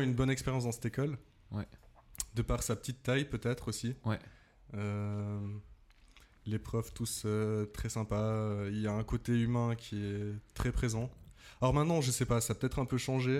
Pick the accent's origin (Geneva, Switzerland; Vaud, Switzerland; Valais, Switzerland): Valais, Switzerland; Saxon; now in Vevey, Switzerland; Je viens de Saxon en Valais